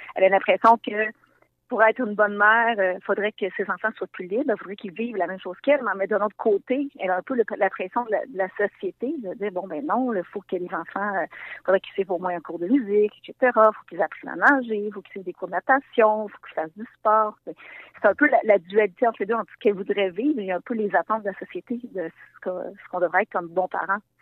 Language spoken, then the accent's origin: French; Hautes-Laurentides, Quebec, Canada; J'ai grandi moi-même euh, dans les Hautes-Laurentides, entourée de forêts, de lacs